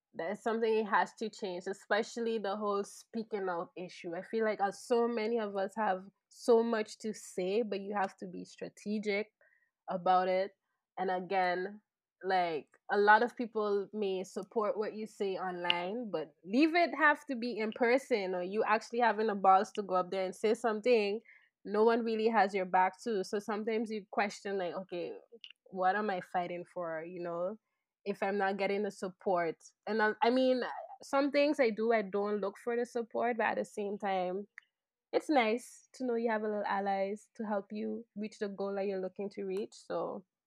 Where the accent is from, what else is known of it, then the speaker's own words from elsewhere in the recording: Sint Maarten; moved away; also born or lived in Netherlands; I'm from Saint Martin